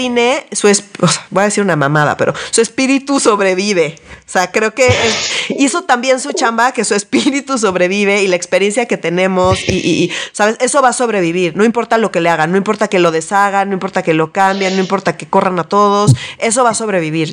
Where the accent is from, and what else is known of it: Mexico